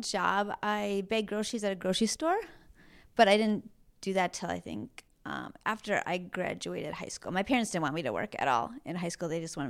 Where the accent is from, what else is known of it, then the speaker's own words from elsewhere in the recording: Green Bay, Wisconsin, United States; now in San Diego, United States; I grew up in Green Bay, Wisconsin, so very cold and very blue collar and not fashionable at all land